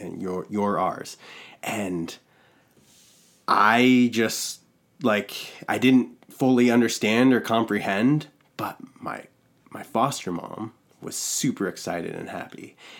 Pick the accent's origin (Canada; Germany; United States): United States; Valdez, Alaska; also born or lived in Los Angeles, California; I was born in L A, and we moved from L A to Valdez, Alaska, when I was, I was only three years old